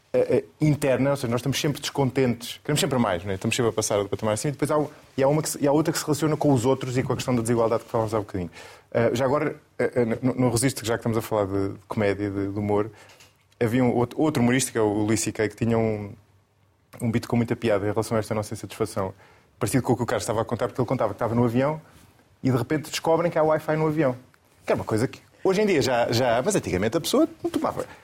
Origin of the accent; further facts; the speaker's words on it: Coimbra, Centro, Portugal; born there; Nasci em Coimbra.